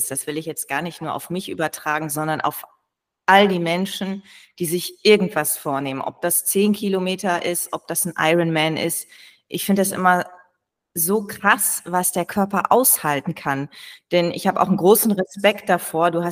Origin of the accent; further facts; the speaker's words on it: Lower Saxony, Germany; ich habe als kleines Mädchen in Ostfriesland in meiner Heimat, vielleicht kann ich so ein bisschen ein paar Jahre zurückgehen, habe ich angefangen mit Tanzen mit drei Jahren.